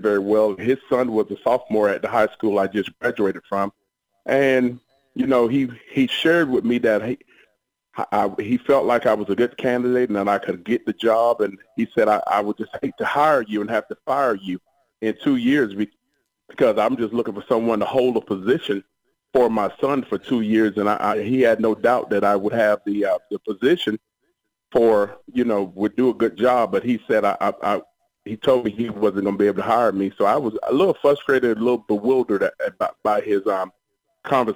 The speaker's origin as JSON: {"language": "English", "town": "Savannah", "region": "Georgia", "country": "United States", "tie": "born or raised there", "said": "I grew up in Savannah, Georgia."}